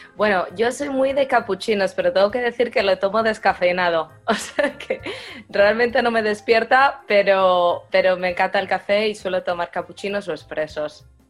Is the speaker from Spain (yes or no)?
yes; Valladolid, Castile and León, Spain; moved away as an adult; now in Champaign-Urbana, United States; Yo soy de Valladolid y tenemos bastante tradición de tapas